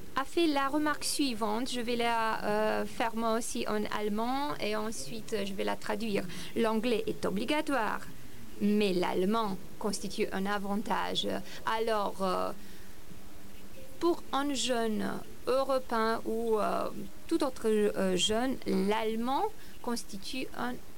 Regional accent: Romania; moved away; j'ai passé mon enfance en Roumanie

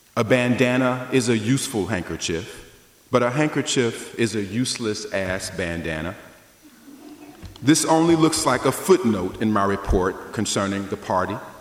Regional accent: the South, United States; I grew up in the South

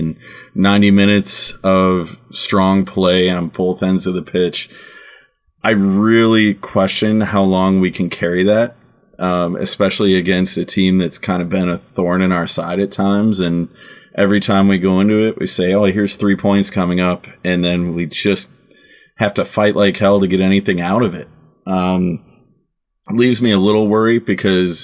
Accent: United States; now in Germany; I'm American. I struggle with German for the amount of time I live there

